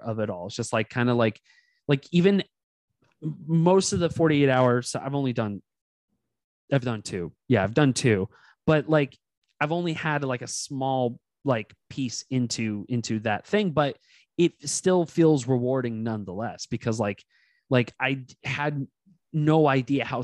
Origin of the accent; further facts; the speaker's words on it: Castro Valley, California, United States; I grew up in Cache Valley, California. It was like in the Inner Bay area.